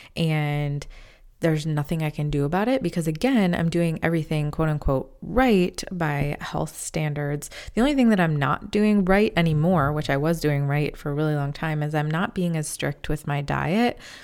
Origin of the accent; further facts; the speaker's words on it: Midwest, United States; moved away as an adult; also born or lived in Chicago; now in North Carolina, United States; I am from the Midwest, but we moved to North Carolina back in August of twenty twenty